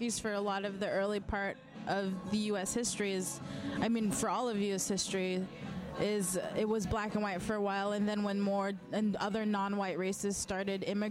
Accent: United States; I was born and raised in the States

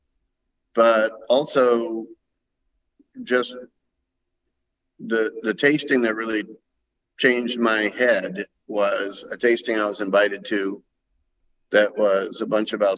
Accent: Ohio, United States; moved away as an adult; also born or lived in Columbus, Ohio / California; now in Willamette Valley, Oregon, United States; Originally, I'm from Ohio.

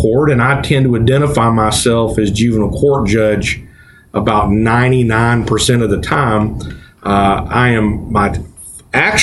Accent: Gallatin, Tennessee, United States; My parents we moved down here

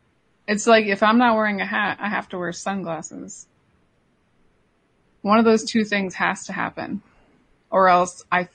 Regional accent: Central Illinois, United States; I'm from Central Illinois. Springfield is the center of the state.

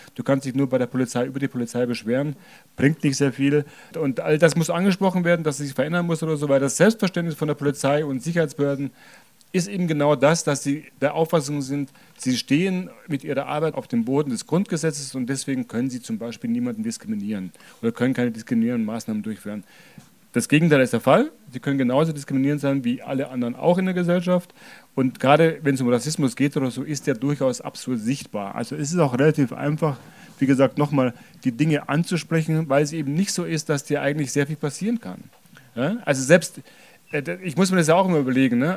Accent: Germany; Ich bin jetzt hier geboren, aufgewachsen, hatte nie eine andere Staatsbürgerschaft

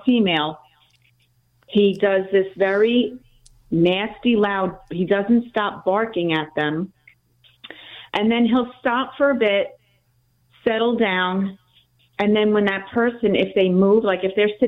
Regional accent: North Bellmore, New York, United States; moved away as an adult; now in Huntersville, United States; I'm really from Long Island, North Belmore. I just moved here a couple months ago

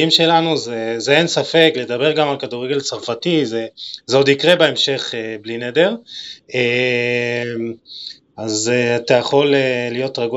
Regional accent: Israel; אני חושב שזה אחת הבעיות שלנו, שאולי אתה יודע, כישראלים קשה לנו לפרגן לאנשים

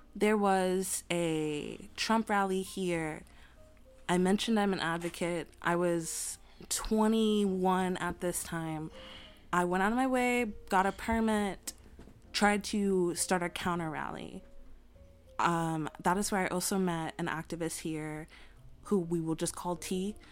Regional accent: New York City, New York, United States; moved away; also born or lived in Winston-Salem, North Carolina; I lived in Queens throughout my childhood

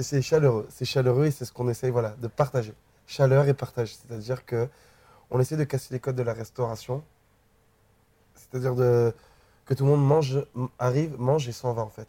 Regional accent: Guadeloupe; moved away as an adult; also born or lived in New Caledonia; j'ai 5-6 ans jusqu'à mes 19 euh, ans, 19-20 ans, j'ai grandi en Guadeloupe

